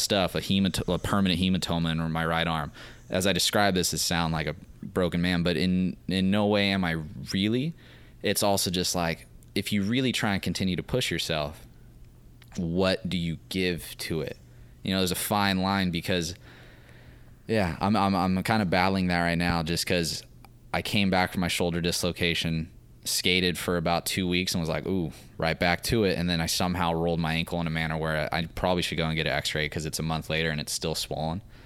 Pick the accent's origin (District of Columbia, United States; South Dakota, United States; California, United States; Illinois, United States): California, United States; Santa Maria; I was raised in Santa Maria